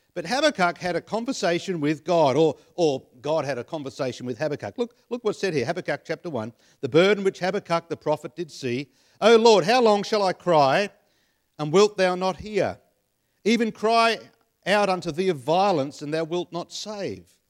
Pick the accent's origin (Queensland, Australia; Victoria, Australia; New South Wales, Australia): New South Wales, Australia; Penrith; I was born in Penrith, so, uh, I'm a Westie at heart.